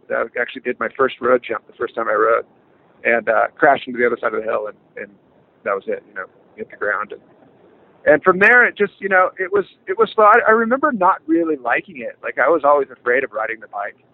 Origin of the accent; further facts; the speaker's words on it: California, United States; born and raised in California